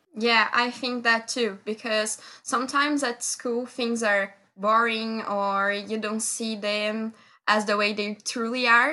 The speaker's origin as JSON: {"language": "English", "country": "Brazil", "tie": "born or raised there", "said": "my hometown because I live in the countryside of Brazil"}